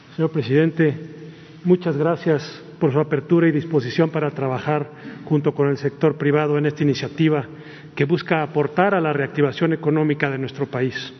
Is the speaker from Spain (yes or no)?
no; Mexico; como mexicanos